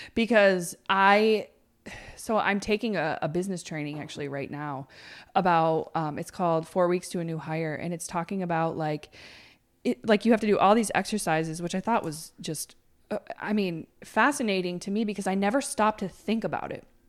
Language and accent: English; Plattsburgh, New York, United States; moved away as an adult; I might move back to Plattsburgh because I really wanted my hometown